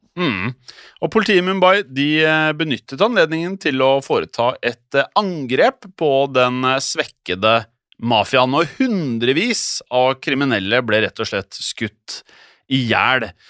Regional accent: Norway; her hjemme i Norge

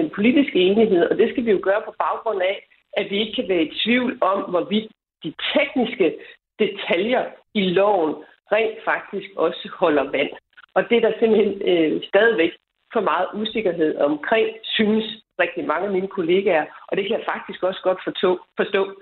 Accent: Denmark; hjemme i Danmark

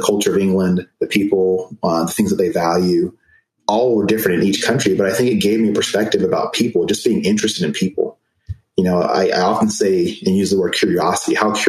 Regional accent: Germany; So I was born in Germany. My parents met in Germany. My mom is Jamaican and my dad's American.

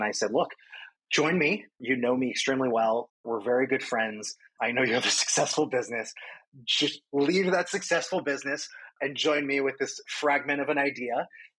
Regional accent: Miami, Florida, United States; also born or lived in New York, United States; now in Brooklyn, United States; obviously, I live in Brooklyn. I lived in New York for 16 years now. I'm from South Florida

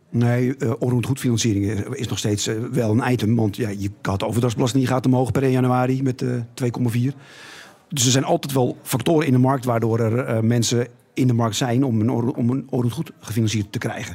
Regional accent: Netherlands; we zijn Nederlanders

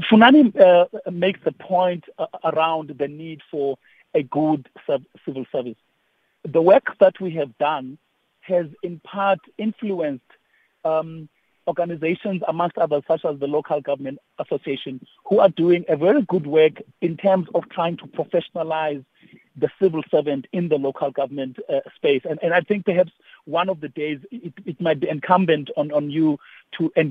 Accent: Eastern Cape, South Africa; I'm a migrant from the Eastern Cape in the Transkei at it. So I, I, I come with experience of what it is to live in a, in a, in a rural area.

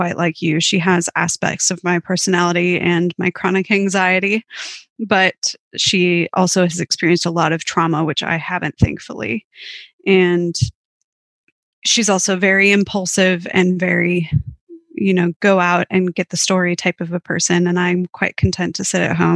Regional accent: Minnesota, United States; moved away as an adult; also born or lived in St. Paul, United States / London, United Kingdom; now in Melbourne, Australia; I grew up in a small town about 3 hours west of Minneapolis

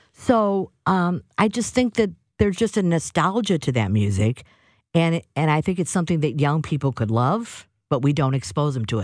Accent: St. Louis, Missouri, United States; born or raised there

